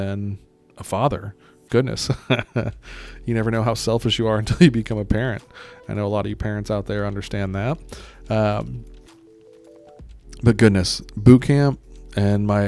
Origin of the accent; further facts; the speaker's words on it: Greece; moved away; I'm from Greece, got to see a lot of Europe as a kid.